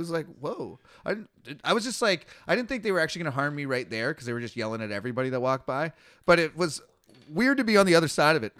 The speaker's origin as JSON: {"language": "English", "country": "Canada", "said": "I'm from Canada, man. I'm one of the good white people."}